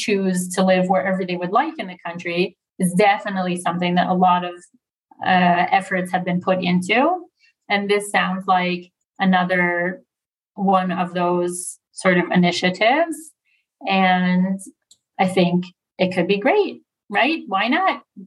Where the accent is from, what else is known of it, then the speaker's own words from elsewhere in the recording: United States; now in Israel; as an American